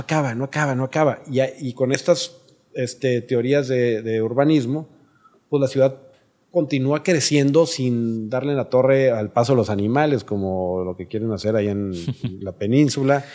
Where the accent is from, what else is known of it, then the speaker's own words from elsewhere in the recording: Monterrey, Nuevo León, Mexico; yo crecí en Monterrey